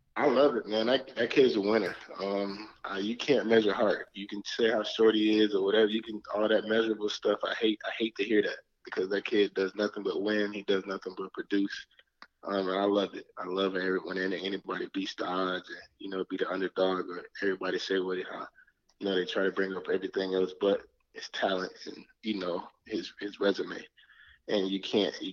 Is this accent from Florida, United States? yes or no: yes; Orlando, Florida, United States; I'm from Orlando